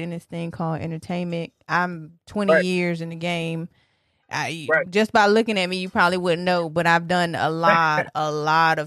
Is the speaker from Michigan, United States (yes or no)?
yes; Detroit, Michigan, United States; moved away; also born or lived in Norfolk, Virginia; I'm originally from Detroit